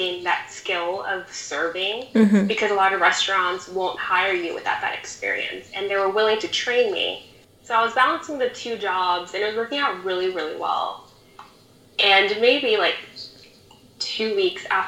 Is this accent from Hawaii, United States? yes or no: no; Rio Grande Valley, Texas, United States; also born or lived in Houston; I'm from the Rio Grande Valley, and I moved to Houston 1.5 years ago